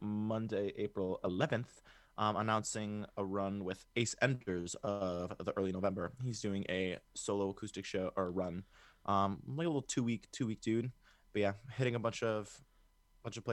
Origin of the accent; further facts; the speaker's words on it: Chicago, Illinois, United States; I'm from Chicago